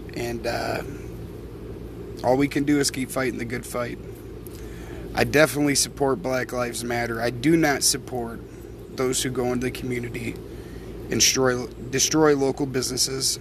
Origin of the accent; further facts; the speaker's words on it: United States; I am an American